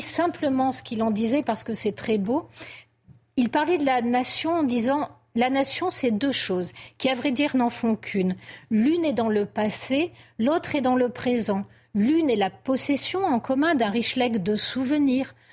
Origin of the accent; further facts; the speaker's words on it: France; nous sommes français